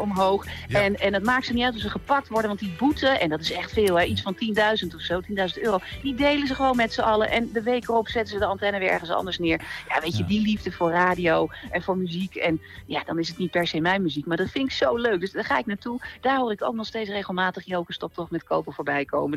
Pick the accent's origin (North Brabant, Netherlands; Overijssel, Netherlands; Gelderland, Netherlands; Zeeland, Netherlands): Overijssel, Netherlands; Twente; ik ben toch opgegroeid in Twente.